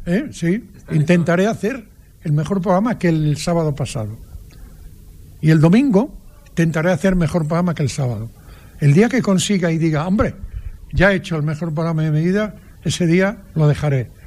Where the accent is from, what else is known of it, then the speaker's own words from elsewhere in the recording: Padrón, Galicia, Spain; en mi pueblo, en Padrón, había una plazuela delante de mi casa donde yo jugaba todos los días